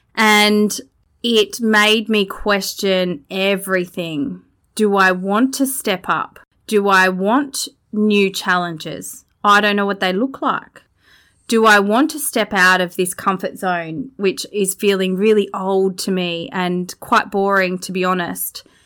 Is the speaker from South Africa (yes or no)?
no; Australia; Growing up in Australia, disconnected from my country and being immersed in my culture